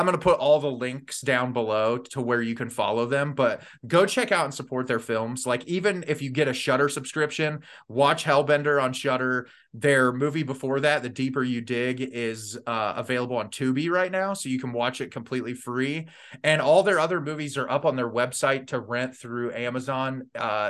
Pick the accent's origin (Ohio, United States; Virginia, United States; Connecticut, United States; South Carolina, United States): Ohio, United States; I'm like, Ohio. It's the joke of the internet now. But yeah, I've lived here my whole life, unfortunately